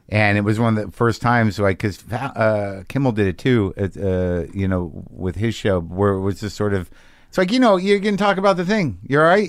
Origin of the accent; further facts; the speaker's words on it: Albuquerque, New Mexico, United States; moved away; You spend time in my hometown now.